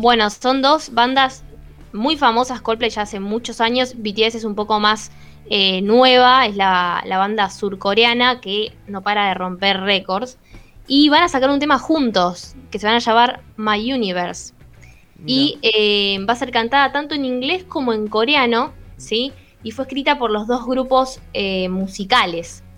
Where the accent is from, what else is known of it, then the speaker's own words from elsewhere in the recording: La Plata, Buenos Aires Province, Argentina; ¿De dónde sos? De La Plata.